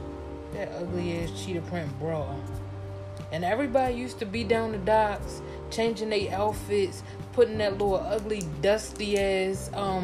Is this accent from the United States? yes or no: yes; Washington, District of Columbia, United States; I'm from Washington, D.C.